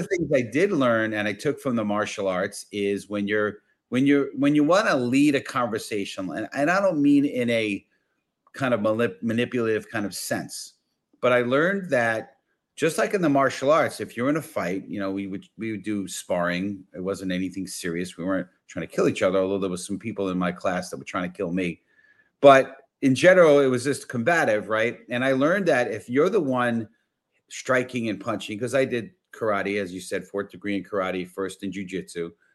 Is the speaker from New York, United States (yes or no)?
yes; New York City, New York, United States; I grew up in the Bronx